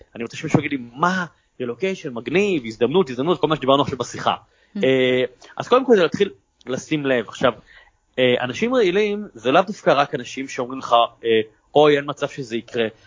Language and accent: Hebrew; Israel; המסירות שלנו, היצירתיות שלנו כישראלים